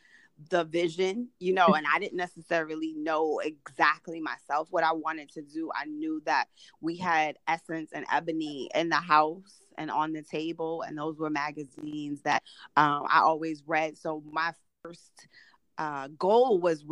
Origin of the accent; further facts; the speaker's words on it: New York City, New York, United States; I grew up in Brooklyn, New York